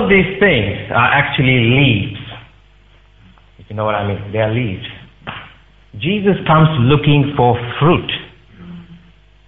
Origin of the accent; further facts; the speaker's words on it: Singapore; moved away as an adult; now in United Kingdom; as I was growing up in Singapore, I would go to the temple regularly.